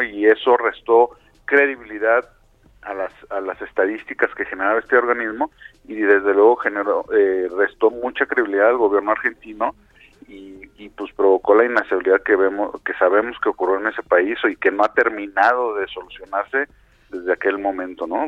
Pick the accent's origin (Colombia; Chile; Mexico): Mexico